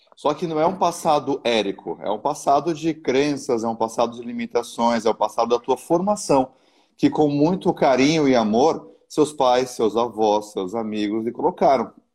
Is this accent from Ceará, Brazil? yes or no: no; São Paulo, Brazil; now in Santa Catarina, Brazil; Eu sou de São Paulo, eu moro em Santa Catarina hoje